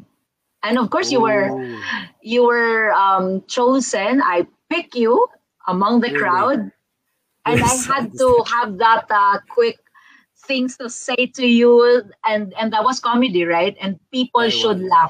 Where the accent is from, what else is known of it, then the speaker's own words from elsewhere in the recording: Philippines; I'm a Filipino